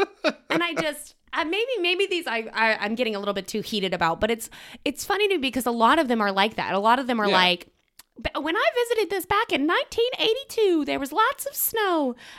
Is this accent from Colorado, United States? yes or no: yes; Colorado, United States; I am from Colorado, and we have a lot of sweeping vistas